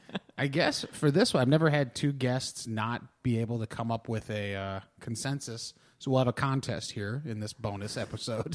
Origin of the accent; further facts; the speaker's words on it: Cincinnati, Ohio, United States; I grew up in Cincinnati where Skyline Chili is very big